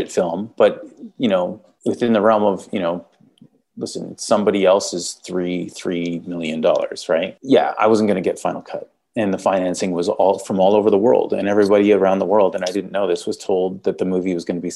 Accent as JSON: {"language": "English", "country": "Canada", "accent": "Canadian", "said": "I'm Canadian"}